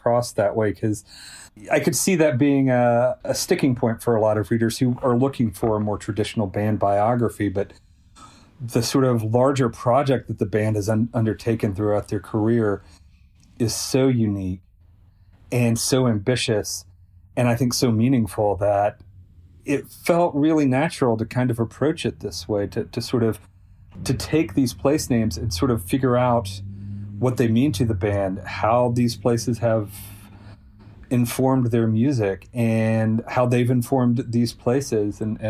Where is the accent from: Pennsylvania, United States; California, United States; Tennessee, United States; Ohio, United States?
Tennessee, United States; Selmer; this stretch of highway between Selmer, Tennessee, which is my hometown, and Adamsville, Tennessee. And, you know, when I was in high school, a lot of my friends and I, we would just race this road